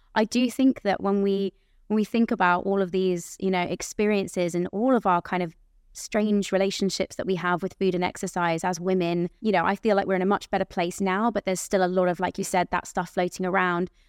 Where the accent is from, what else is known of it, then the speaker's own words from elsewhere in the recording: near Aylesbury, South East England, United Kingdom; at the theatre in Aylesbury, I had my mum in the audience, 'cause that's, like, close to my, where, my hometown where I grew up